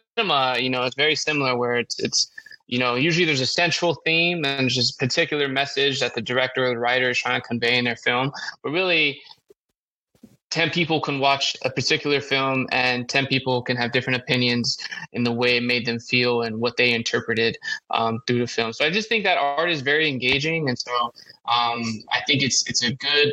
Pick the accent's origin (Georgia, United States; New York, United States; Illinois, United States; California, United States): California, United States; Los Angeles; also born or lived in Davis, California; born and raised in Los Angeles, specifically Northeast LA, a community named Highland Park